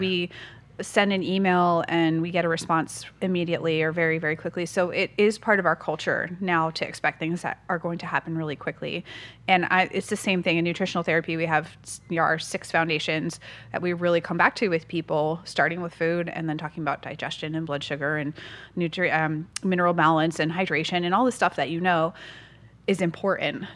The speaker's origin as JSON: {"language": "English", "region": "Massachusetts", "country": "United States", "moved": "yes", "lives_now": "San Diego, United States", "said": "I'm from the East Coast, so from Massachusetts, Northeast"}